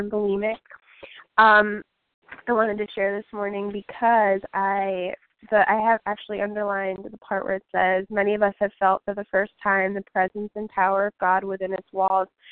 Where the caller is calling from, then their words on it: Houston, Texas, United States; I'm calling from Houston, Texas